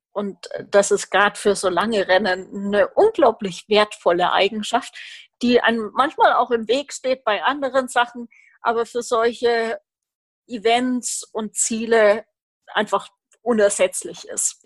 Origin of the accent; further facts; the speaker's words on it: Roth, Bavaria, Germany; Ich komme aus Roth